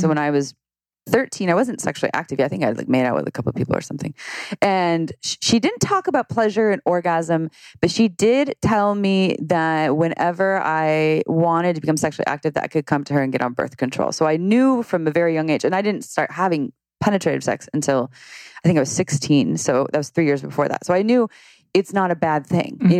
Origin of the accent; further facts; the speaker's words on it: Santa Cruz, California, United States; I grew up in Santa Cruz